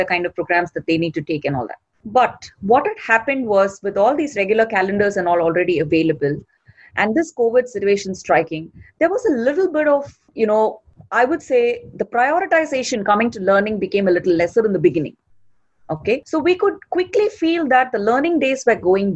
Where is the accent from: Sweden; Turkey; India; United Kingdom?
India; Chennai, Tamil Nadu; I'm from India, born and brought up in a city named Chennai